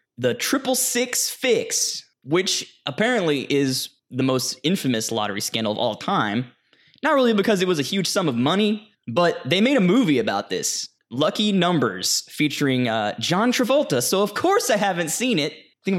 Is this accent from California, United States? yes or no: no; Texas, United States; also born or lived in Louisiana; I was raised in Texas and Louisiana, and that sentiment was common among my elder peers.